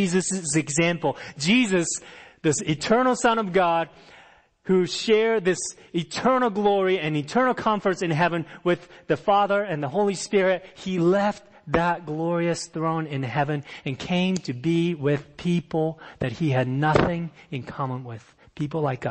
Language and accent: English; Japan; moved away as an adult; also born or lived in Fairfax, Virginia, United States; I came from Japan